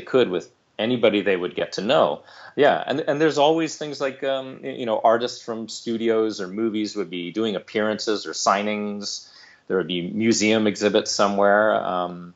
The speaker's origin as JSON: {"language": "English", "town": "Santa Monica", "region": "California", "country": "United States", "tie": "born or raised there", "said": "I grew up here in Southern California, specifically in Santa Monica, which is kind of the more the beach side of Los Angeles"}